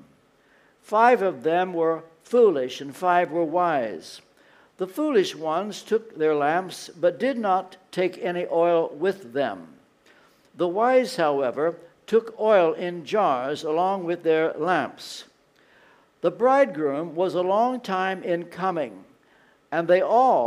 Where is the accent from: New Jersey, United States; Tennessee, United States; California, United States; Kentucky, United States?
Kentucky, United States; moved away as an adult; also born or lived in London; I come from Kentucky